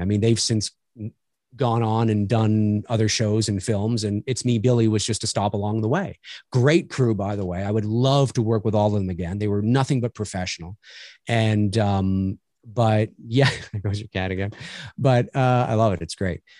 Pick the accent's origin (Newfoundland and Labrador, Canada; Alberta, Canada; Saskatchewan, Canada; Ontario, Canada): Ontario, Canada; Toronto; moved away; I'm Canadian, born here in Toronto. I haven't lived here my whole life, but certainly I live here now